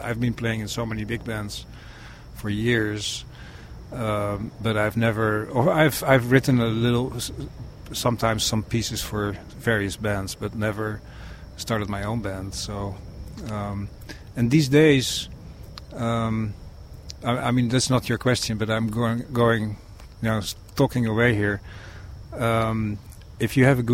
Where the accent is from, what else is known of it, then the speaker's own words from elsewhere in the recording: Netherlands; moved away; back in my country where I'm from the Netherlands